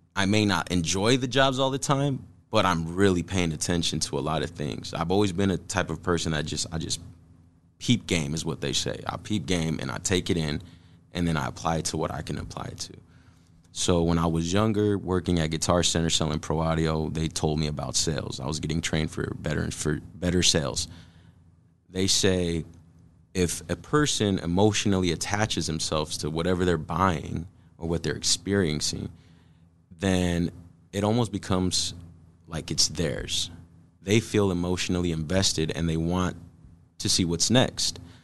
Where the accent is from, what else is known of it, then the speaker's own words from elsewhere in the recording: Omaha, Nebraska, United States; we're from South Omaha, born and raised.